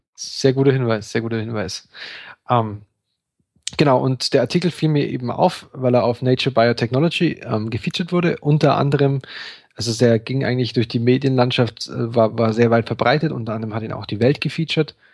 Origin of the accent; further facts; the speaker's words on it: Bavaria, Germany; wir kommen ja beide aus Bayern